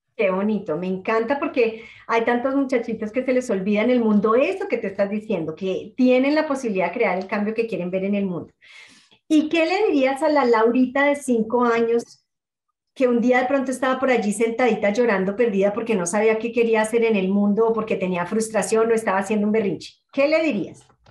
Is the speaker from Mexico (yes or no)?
no; Colombia; moved away; como colombiana en el exterior